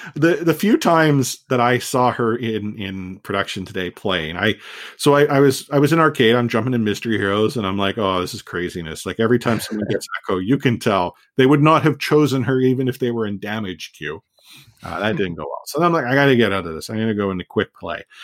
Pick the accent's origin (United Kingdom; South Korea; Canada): Canada; as a Canadian